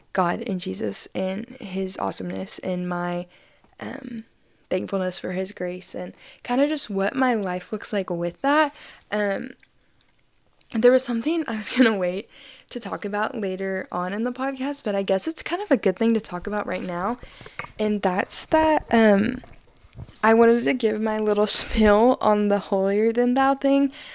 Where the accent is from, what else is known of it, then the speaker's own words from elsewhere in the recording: Arkansas, United States; I'm from Esmalta, Arkansas